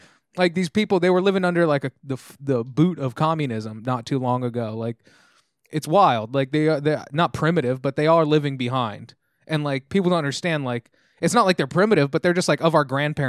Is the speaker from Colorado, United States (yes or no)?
no; Tennessee, United States; Hello, I'm from Tennessee.